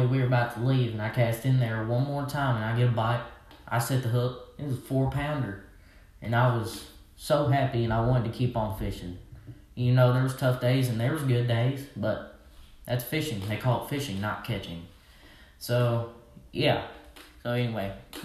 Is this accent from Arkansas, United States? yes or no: yes; Arkansas, United States; I'm from Arkansas, so obviously I'm a redneck